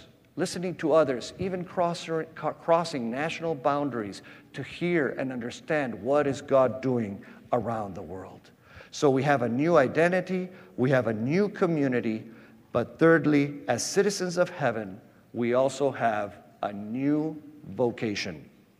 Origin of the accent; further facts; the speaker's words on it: Patagonia, Argentina; also born or lived in Grand Rapids, United States / Costa Rica; I was born in Grand Rapids, Michigan, and at the age of one, we went to Costa Rica so that my parents could be a Christian Reformed World Missions missionaries. And then from Costa Rica, where they learned Spanish, we went to the Patagonia. And I grew up in the Patagonia.